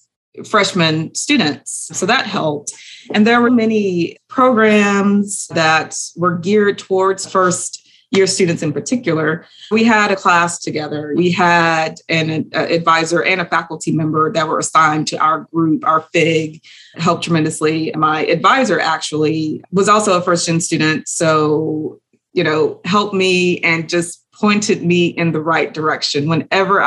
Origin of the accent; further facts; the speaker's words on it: Houston, Texas, United States; I am from Houston, Texas, from a low socioeconomic status